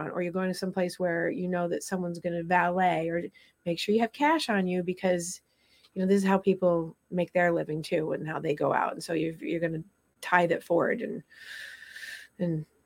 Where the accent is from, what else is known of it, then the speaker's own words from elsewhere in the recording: Vermont, United States; I grew up in Vermont